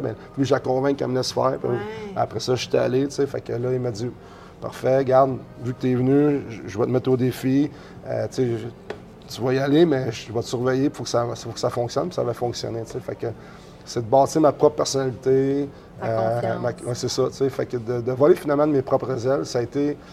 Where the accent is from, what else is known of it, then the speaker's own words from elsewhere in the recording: Sherbrooke, Quebec, Canada; also born or lived in Shawinigan, Quebec; now in Baie-Comeau, Canada; je viens de Sherbrooke, mais à partir de mon secondaire 1, je l'ai fait euh, à Shawinigan